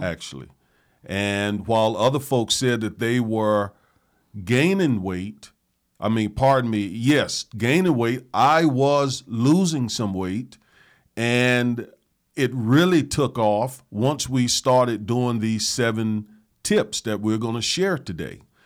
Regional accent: the South, United States; I grew up in the South. I grew up on soul food

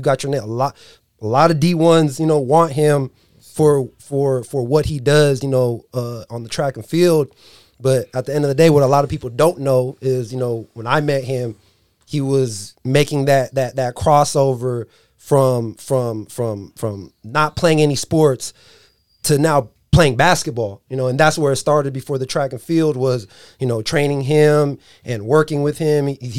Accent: San Diego, California, United States; moved away as an adult; I'm not from this area. My wife is from Dixon. Coach Jopie is from Dixon. I'm from San Diego.

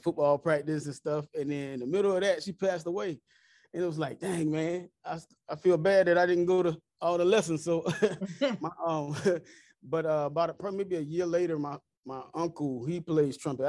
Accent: Conway, South Carolina, United States; also born or lived in Marion, South Carolina; I was born in Conway, South Carolina, but I went attended Marion High School. So we moved after middle school to Marion High School, and that's where I graduated from

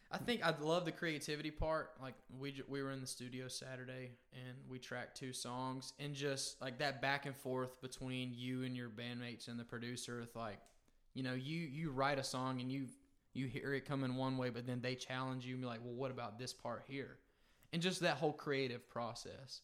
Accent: Perry, Florida, United States; moved away as an adult; now in Macon, United States; I grew up in North Florida, a small town called Perry

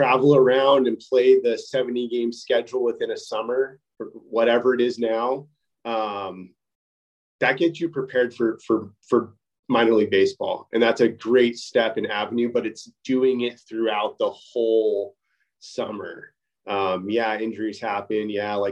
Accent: Southern California, United States; I grew up in Southern California

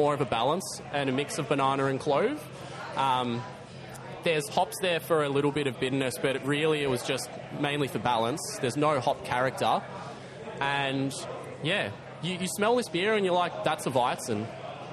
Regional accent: Torquay, Victoria, Australia; moved away; I come from Torquay. I used to go to the pub and just knock it off whenever I'd go visit the parents

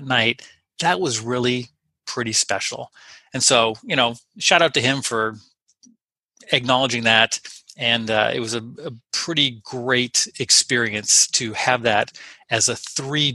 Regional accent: Los Angeles, California, United States; now in Whatcom County, United States; I'm from Los Angeles

